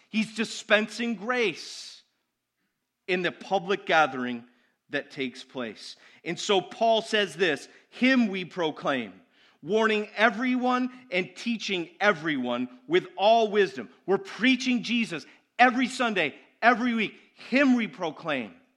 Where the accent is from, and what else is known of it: United States